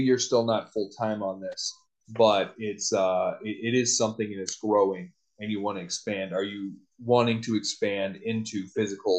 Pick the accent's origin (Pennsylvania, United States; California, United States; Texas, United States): Texas, United States; I'm from Texas